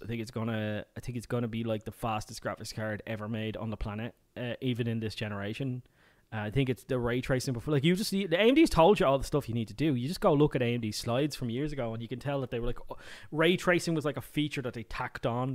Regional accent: Ireland; I come from Ireland

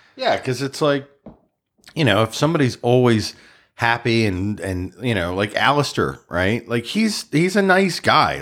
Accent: Baltimore, Maryland, United States; I grew up in Baltimore

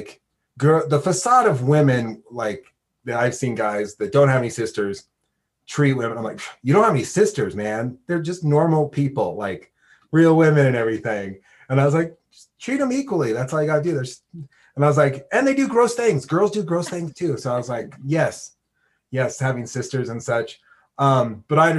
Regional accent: Portland, West Coast, United States; now in Laramie, United States; I didn't grow up here. I grew up on the West Coast, so Portland or anything.

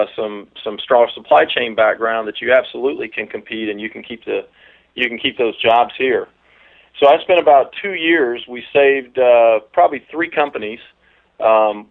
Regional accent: South Georgia, United States; moved away as an adult; now in Washington, United States; I'm originally from South Georgia, so if you don't pick up a Washingtonian accent, it's because there's not one. But I moved out here probably about 7 years ago.

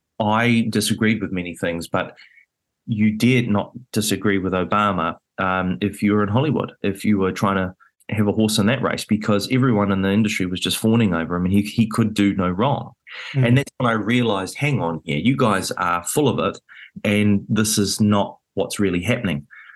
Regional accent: New Zealand; it was a very rare position to be in as a Kiwi

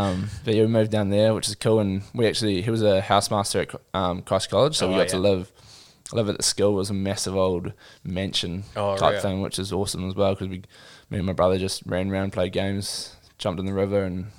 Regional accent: Gisborne, New Zealand; also born or lived in Auckland; So I was born in Auckland, but at the time my parents were living in Gisborne.

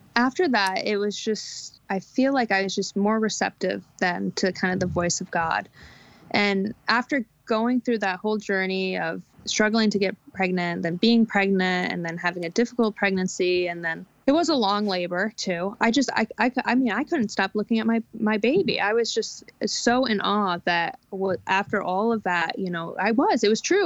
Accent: New York, United States; now in American Midwest, United States; Where I grew up in the Northeast, you know, homeschooling is just not a thing

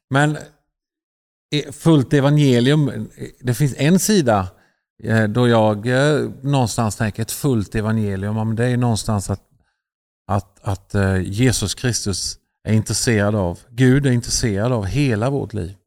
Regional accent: Sweden; vi är ju svenskar

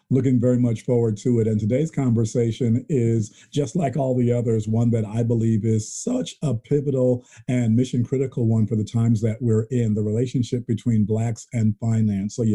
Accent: Muncie, Indiana, United States; Yes, I grew up in Muncie, Indiana. I was born

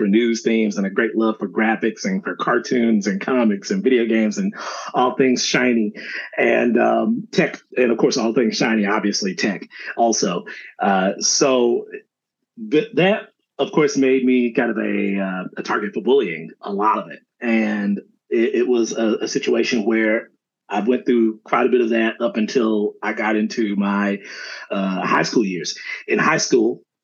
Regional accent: Dallas, Texas, United States; born and raised out of Dallas, Texas

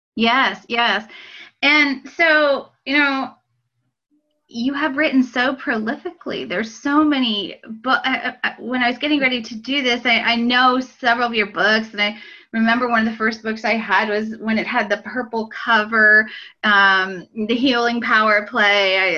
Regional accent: Pennsylvania, United States; moved away as an adult; also born or lived in Illinois; I was from Pennsylvania. I went to Penn State.

